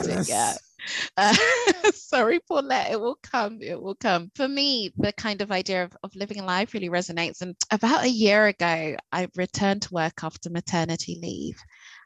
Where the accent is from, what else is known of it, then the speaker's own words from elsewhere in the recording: London, United Kingdom; I'm from London. I grew up in London, city woman.